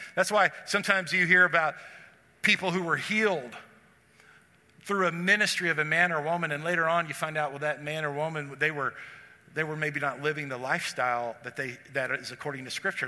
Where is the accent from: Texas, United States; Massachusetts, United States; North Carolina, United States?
Texas, United States; For those of us who grew up in the South, I grew up in Texas.